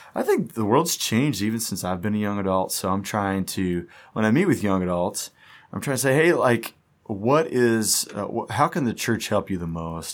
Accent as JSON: {"language": "English", "town": "Wichita", "region": "Kansas", "country": "United States", "also_born_or_lived": "Atlanta, Georgia / Memphis", "moved": "as an adult", "said": "we are from Wichita, and we've been gone"}